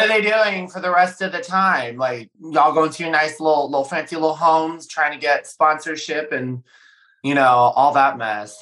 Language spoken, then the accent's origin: English; St. Louis, Missouri, United States; moved away; I started my career and I grew up in St. Louis, Missouri.